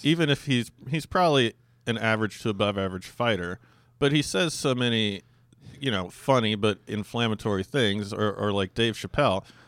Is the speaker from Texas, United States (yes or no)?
no; Alaska, United States; where I grew up in Alaska